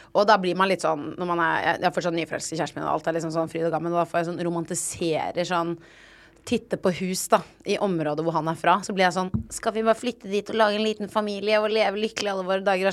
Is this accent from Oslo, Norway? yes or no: yes; Oslo, Norway; jeg er sånn Oslo Vest-drittunge